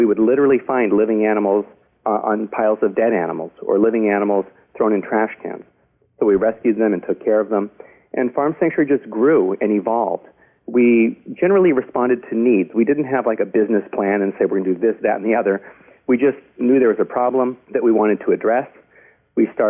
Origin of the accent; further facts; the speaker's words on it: Los Angeles, California, United States; I grew up in the Hollywood Hills